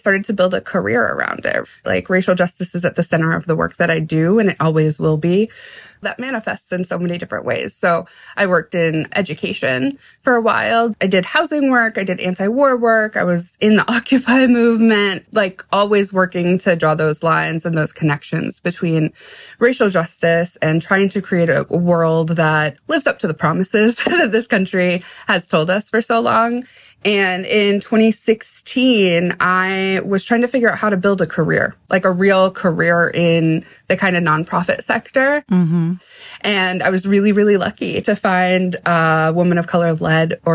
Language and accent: English; Washington, District of Columbia, United States; I'm from Washington, D.C. Like, I grew up in D.C., in the 90s